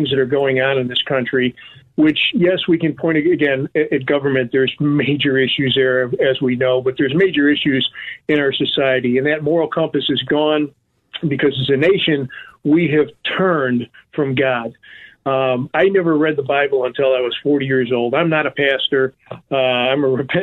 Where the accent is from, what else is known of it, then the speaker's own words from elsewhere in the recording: Chicago, Illinois, United States; now in Florida, United States; here in Chicago, my hometown